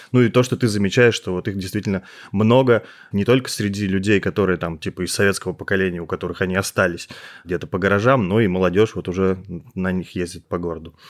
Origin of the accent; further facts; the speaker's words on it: Kirov, Kirov Oblast, Russia; now in Moscow, Russia; я сам из Кирова